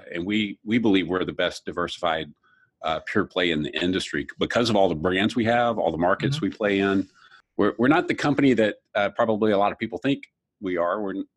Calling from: Long Island City, New York, United States; I'm at Long Island City in our new tech and innovation hub.

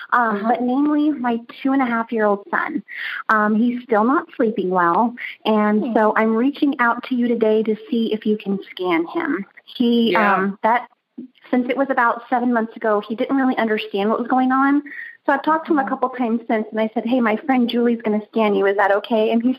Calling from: Texas, United States; I'm calling from Kima, Texas today

